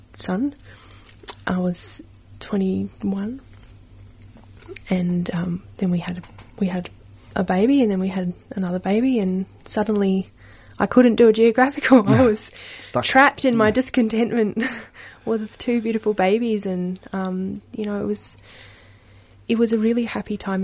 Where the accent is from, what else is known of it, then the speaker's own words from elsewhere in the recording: Sydney, New South Wales, Australia; moved away; also born or lived in Canberra / Melbourne / China; Sydney, where I grew up